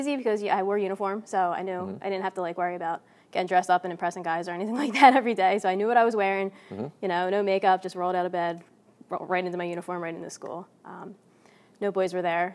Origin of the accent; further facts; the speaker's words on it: Philadelphia, Pennsylvania, United States; grew up in Northeast Philadelphia. In Fox Chase section of Philly